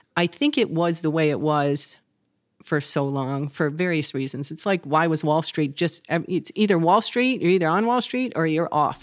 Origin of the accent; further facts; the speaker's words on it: Wisconsin, United States; moved away as an adult; also born or lived in Michigan / Chicago; I grew up in Wisconsin